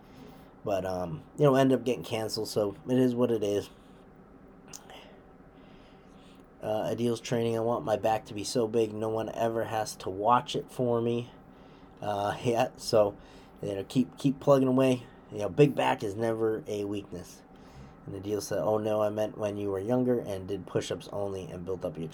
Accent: Western Massachusetts, United States; I grew up in Western Mass, so that's my home area

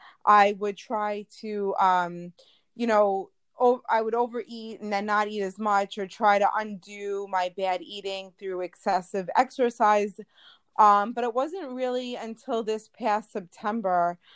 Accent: New York, United States; I am from New York, all the way on the other side of the pond.

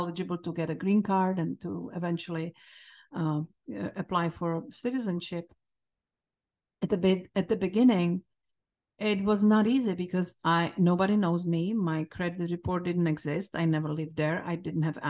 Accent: Czechia; English is a second language; moved away as an adult; now in United States; my home country

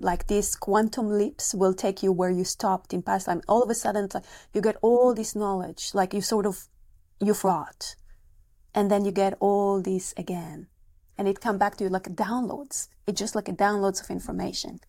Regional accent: Israel; moved away; I'm coming from Israel originally

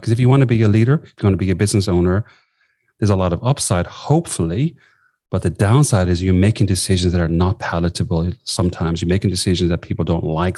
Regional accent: southwest of Ireland, Ireland; moved away as an adult; also born or lived in Sligo, Ireland / London, United Kingdom; now in Australia; I, grew up in the southwest of Ireland

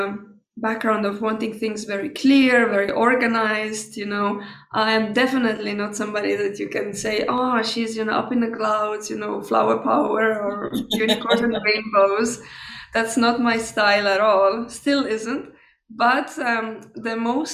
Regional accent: Estonia; also born or lived in Tallinn; I was born in Estonia, and I grew up there

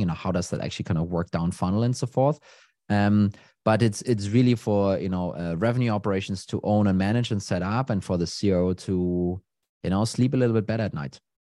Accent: Copenhagen, Capital Region of Denmark, Denmark; I'm from Denmark, Copenhagen

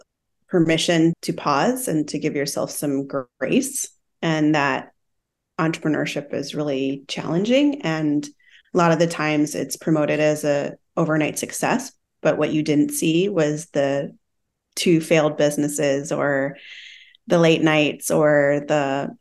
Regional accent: Midwest, United States; I come from the Midwest, like we talked about that too. And there's this DIY mentality.

